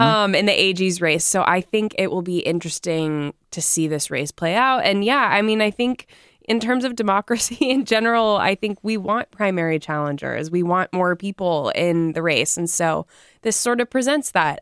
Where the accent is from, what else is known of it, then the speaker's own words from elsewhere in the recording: Oklahoma, United States; now in North Carolina, United States; I'm not from North Carolina. I'm from Oklahoma